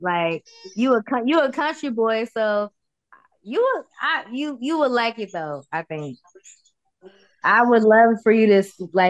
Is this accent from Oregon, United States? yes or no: yes; Portland, Oregon, United States; moved away; hey, I'm from Portland. Like, none of y'all been from Portland, so I, you know, I'm representing from the Portland Northwest.